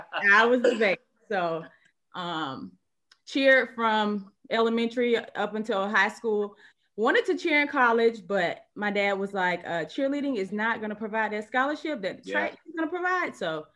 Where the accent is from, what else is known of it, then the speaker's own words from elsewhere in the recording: Pompano Beach, Florida, United States; I am from Pompano Beach, Florida. I'm the oldest of three kids, the only girl.